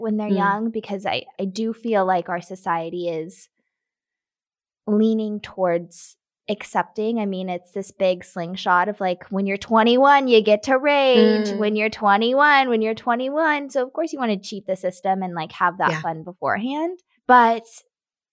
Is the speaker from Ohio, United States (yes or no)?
no; Nashville, Tennessee, United States; I grew up in Nashville